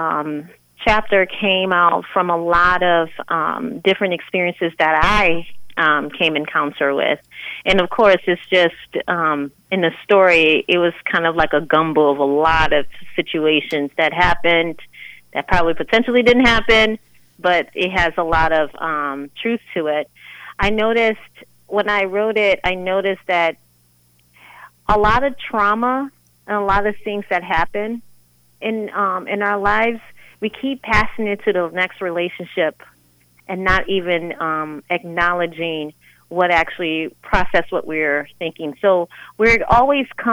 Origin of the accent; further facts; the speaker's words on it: New Orleans, Louisiana, United States; moved away; I was born and raised in New Orleans, Louisiana, and I came here in the early 2000s.